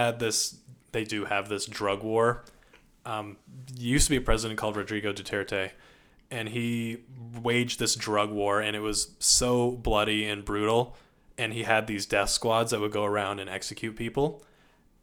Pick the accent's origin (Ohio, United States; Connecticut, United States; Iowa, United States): Connecticut, United States; Hartford; now in Canada; Connecticut's my home state. I was born in Hartford, Connecticut